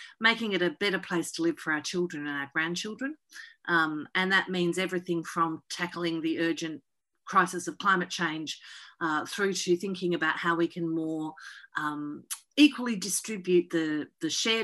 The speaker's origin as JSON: {"language": "English", "area": "Latrobe Valley, Gippsland", "region": "Victoria", "country": "Australia", "tie": "born or raised there", "also_born_or_lived": "north of England", "said": "I grew up for the first 10 years we were in Australia, we were in the Latrobe Valley in Gippsland in Victoria. And then we moved to the city in my teenage years"}